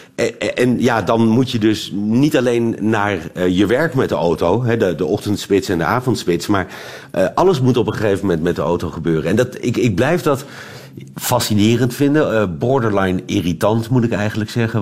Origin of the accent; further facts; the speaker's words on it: Netherlands; moved away as an adult; now in Belgium; ik ben Hollander